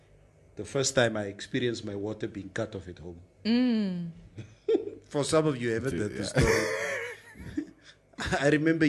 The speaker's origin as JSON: {"language": "English", "town": "Windhoek", "region": "Khomas", "country": "Namibia", "said": "I come from Katatura."}